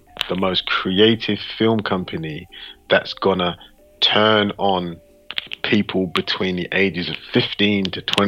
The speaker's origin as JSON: {"language": "English", "region": "London", "country": "United Kingdom", "said": "I'm from London"}